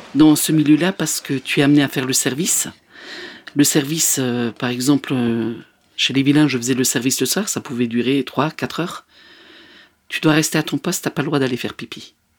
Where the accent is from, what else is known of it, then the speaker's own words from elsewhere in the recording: Alsace, near Strasbourg, Grand Est, France; moved away; j'ai grandi en Alsace, pas loin de Strasbourg